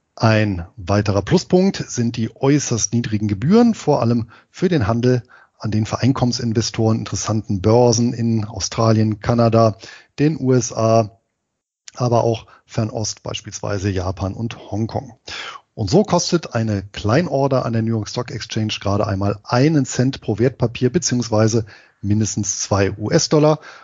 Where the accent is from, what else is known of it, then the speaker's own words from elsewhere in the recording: Harz, Germany; Da gibt es in meiner Heimatstadt eine Abschlussveranstaltung, nämlich einen Halbmarathon, allerdings eben als Trail, also sprich als Geländelauf und das Ganze im Harz